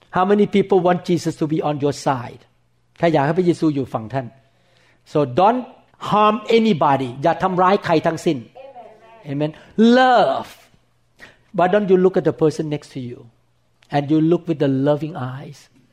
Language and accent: English; Thailand; when I was growing up in Thailand